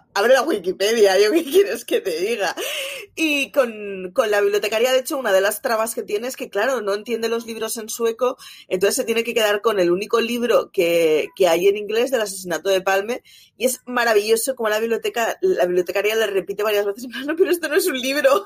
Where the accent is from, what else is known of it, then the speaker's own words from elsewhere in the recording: Barcelona, Catalonia, Spain; yo, soy de Barcelona, mis padres son de Euskadi